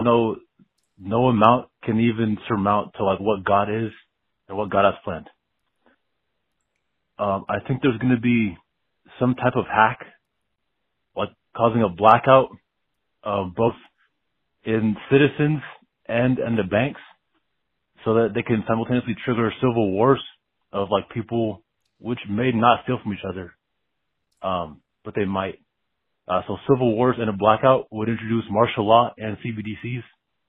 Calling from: California, United States; I'm calling from California.

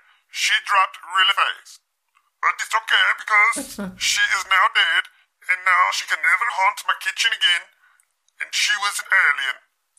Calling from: Switzerland; I'm calling you from Switzerland.

